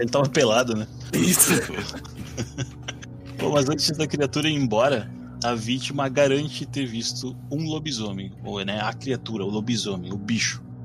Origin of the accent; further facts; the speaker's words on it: Rivera, Uruguay; now in Erechim, Brazil; eu não sou daqui, né? Daqui de Erechim. Uh, eu sou de Rivera, Uruguai, que é fronteira com Santana do Livramento